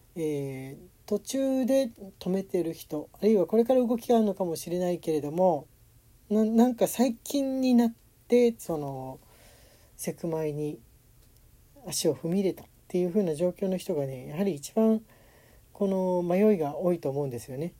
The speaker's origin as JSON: {"language": "Japanese", "region": "Tokyo", "country": "Japan", "tie": "born or raised there", "said": "東京でもね、やっぱり、あの、自分の実家の近くも大きな公園あった"}